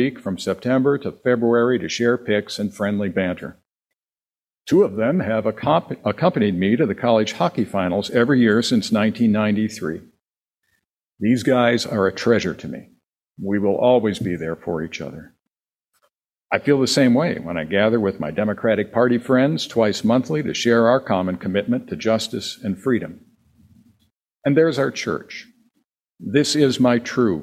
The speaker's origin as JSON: {"language": "English", "region": "Wisconsin", "country": "United States", "tie": "born or raised there"}